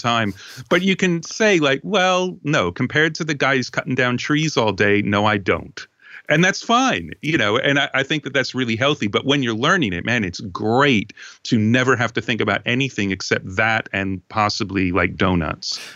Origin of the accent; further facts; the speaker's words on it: Long Island, New York, United States; I grew up on Long Island